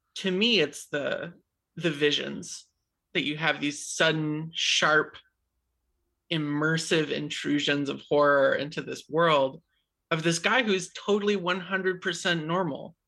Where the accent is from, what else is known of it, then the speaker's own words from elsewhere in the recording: New Hampshire, United States; I grew up in New Hampshire.